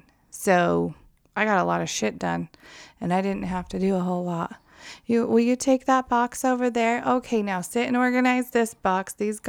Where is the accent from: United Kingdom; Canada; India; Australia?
United Kingdom; England; We're English. We don't speak French.